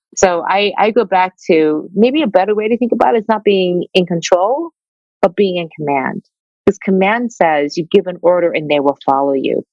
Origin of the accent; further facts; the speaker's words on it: Detroit, Michigan, United States; I grew up Asian in Detroit